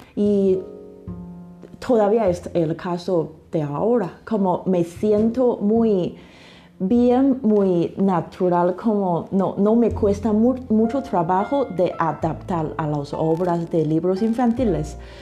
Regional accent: China; Spanish is a second language; also born or lived in England; now in Mexico; yo soy china

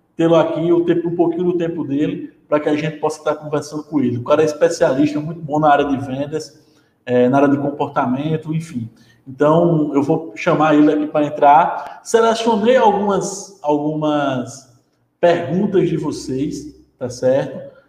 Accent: Paraíba, Brazil; eu estou na Paraíba, sou da Paraíba

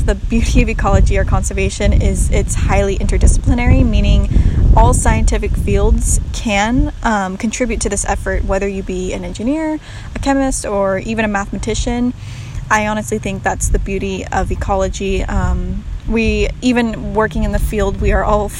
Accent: Sierra Nevada foothills, Northern California, United States; moved away as an adult; also born or lived in Paraguay; now in Bozeman, United States; I'm originally from Northern California and was raised in the Sierra Nevada foothills of California, kind of near Lake Tahoe, or in between Lake Tahoe and Sacramento

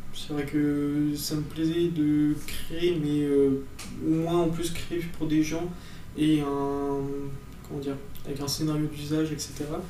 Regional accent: Ardèche, Auvergne-Rhône-Alpes, France; moi je suis d'Ardèche, donc euh, vraiment près de Saint-Étienne.

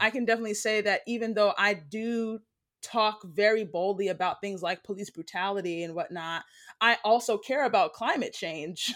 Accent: United States; I am American. I'm Black American. Um, my family is all pretty much from here, from the States.

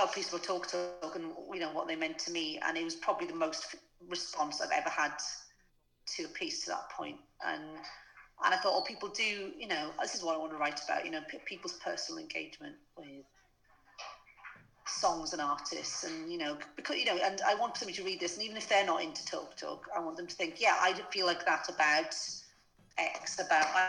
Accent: Wales, United Kingdom; moved away as an adult; also born or lived in London; now in Abergavenny, United Kingdom; I grew up in Wales.

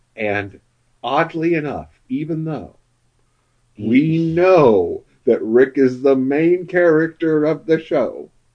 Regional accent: Wichita, Kansas, United States; when I went to high school, my high school was up in the north, northeast part of Wichita

